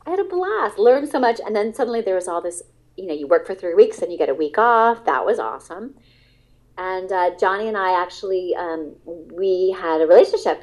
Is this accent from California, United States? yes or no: yes; Alameda, California, United States; also born or lived in Berkeley, California; I was born in Berkeley and I was raised in Alameda